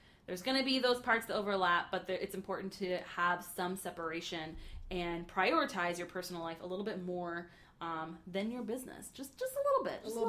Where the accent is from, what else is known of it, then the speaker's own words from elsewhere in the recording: Orlando, Florida, United States; I grew up in Orlando. I grew up in theme park culture